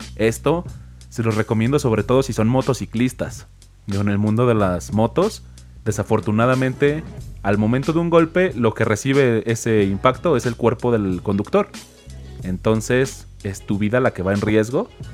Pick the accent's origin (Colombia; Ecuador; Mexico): Mexico; San Luis Potosí; soy de San Luis Potosí